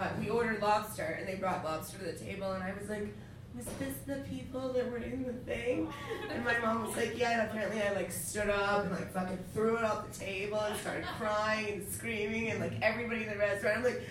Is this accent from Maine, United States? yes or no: yes; Maine, United States; I'm from Maine